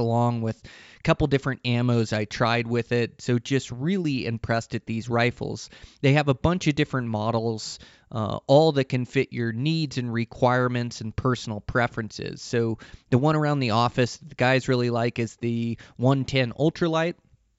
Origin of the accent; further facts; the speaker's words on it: Pacific Northwest, United States; it kind of comes from my roots as I come from the Pacific Northwest.